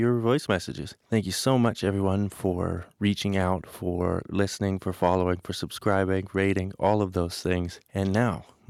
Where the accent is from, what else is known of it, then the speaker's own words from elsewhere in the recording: Calgary, Alberta, Canada; Calgary, my hometown